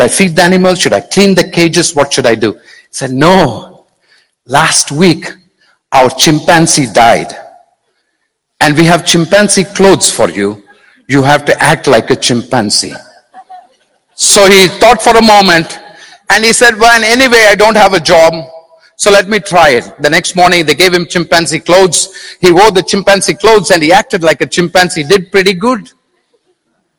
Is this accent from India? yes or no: yes; India; I'm being very Indian now